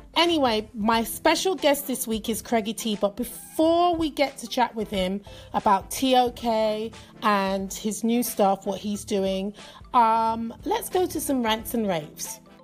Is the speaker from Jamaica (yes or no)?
yes; Jamaica; We are not Trinidadian, we are Jamaicans